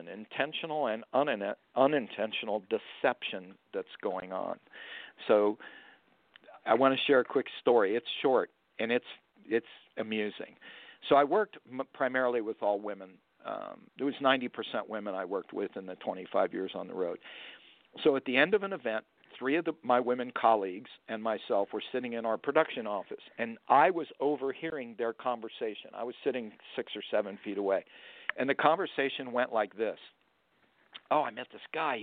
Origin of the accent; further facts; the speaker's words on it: Florida, United States; I'm from Florida.